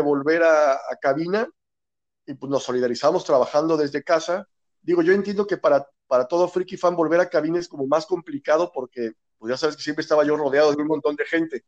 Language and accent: Spanish; Aguascalientes, Mexico; sí soy de aquí de Aguascalientes